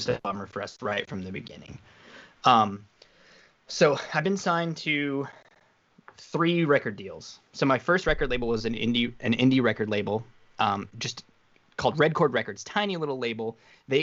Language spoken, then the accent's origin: English; Wyoming, United States; moved away; I was from Wyoming, so everything was like 3 years late to where I lived